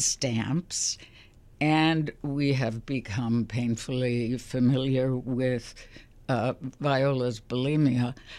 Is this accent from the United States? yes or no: yes; Chicago, Illinois, United States; I'm from Chicago